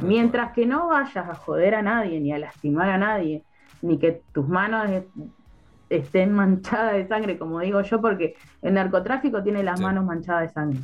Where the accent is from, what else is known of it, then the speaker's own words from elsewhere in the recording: Neuquén, Argentina; also born or lived in Plotier; yo soy de acá de Neuquén, nací acá